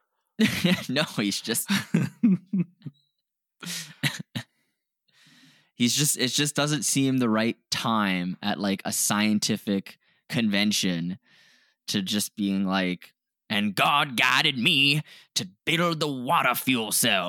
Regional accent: Canada; we're Canadian.

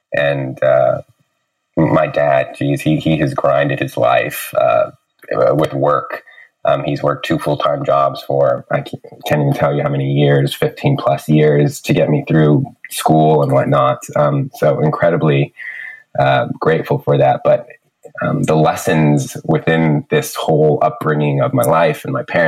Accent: San Francisco, California, United States; moved away as an adult; now in Vancouver, Canada; Childhood is San Francisco, Lakeview. I went to San Francisco Waldorf High School

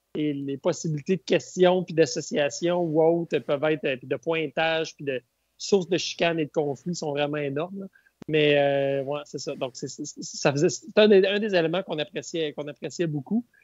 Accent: Bas-Saint-Laurent, Quebec, Canada; moved away as an adult; now in Baie-Comeau, Canada; je suis originaire du Bas-Saint-Laurent.

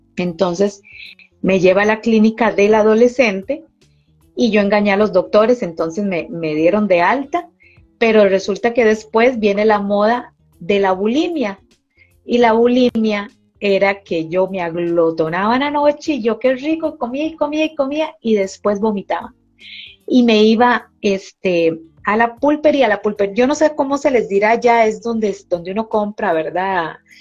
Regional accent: Costa Rica; aquí en mi país, Costa Rica, se dice ajetreado

